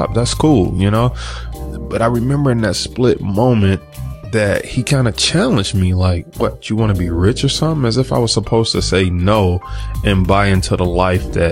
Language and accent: English; Detroit, Michigan, United States; I'm from Detroit and people just wasn't into the stock market